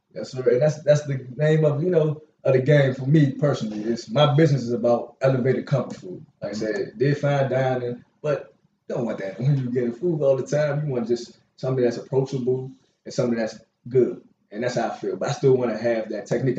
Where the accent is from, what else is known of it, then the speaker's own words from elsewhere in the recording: Washington, District of Columbia, United States; Born and raised in Northeast Washington D.C.